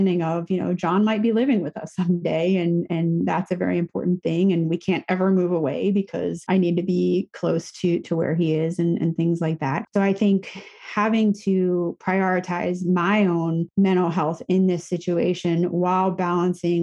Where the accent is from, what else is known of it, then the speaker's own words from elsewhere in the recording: the Poconos, Pennsylvania, United States; moved away; I grew up in the Poconos